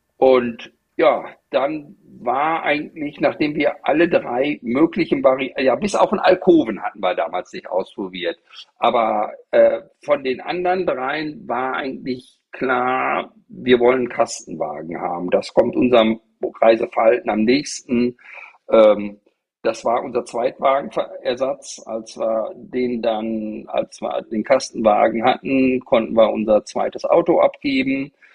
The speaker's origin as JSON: {"language": "German", "town": "Bad Driburg", "region": "North Rhine-Westphalia", "country": "Germany", "also_born_or_lived": "Paderborn", "moved": "as an adult", "lives_now": "Varel, Germany", "said": "ich komme aus einem kleinen gallischen Dorf, aus dem Teutoburger Wald. Äh, das war eine 700-Seelen-Gemeinde, Bad Driburg-Herste."}